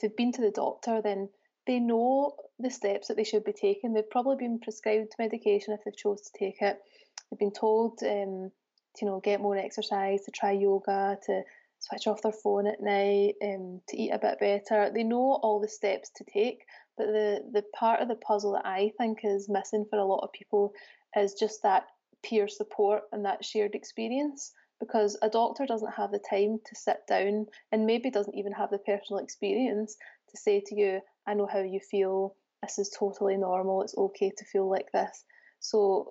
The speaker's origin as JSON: {"language": "English", "region": "Scotland", "country": "United Kingdom", "moved": "as an adult", "lives_now": "Birmingham, United Kingdom", "said": "I'm originally from Scotland, and I moved to Birmingham in 2016 because my husband got a job here"}